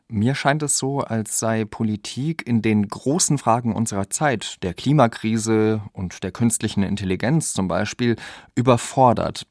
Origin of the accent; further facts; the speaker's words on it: France; Als Franzose garantiere ich euch